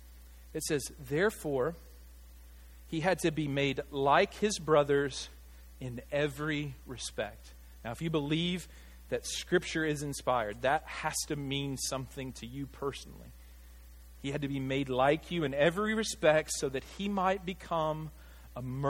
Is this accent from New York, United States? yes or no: no; Arkansas, United States; I grew up here in Arkansas.